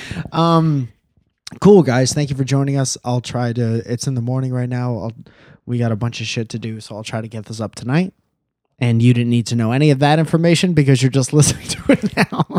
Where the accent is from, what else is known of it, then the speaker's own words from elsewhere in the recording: Connecticut, United States; now in California, United States; we're from Connecticut